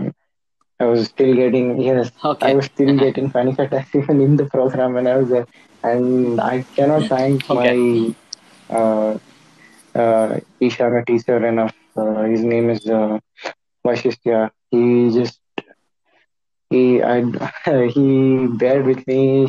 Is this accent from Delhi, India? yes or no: no; Bangalore, Karnataka, India; I'm from Bangalore